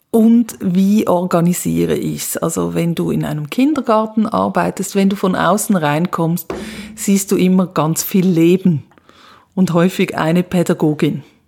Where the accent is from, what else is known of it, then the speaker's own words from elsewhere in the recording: Switzerland; moved away as an adult; now in Graz, Austria; ich komme aus der Schweiz und ähm, bin aber seit 2009 im ganzen deutschsprachigen Raum am Arbeiten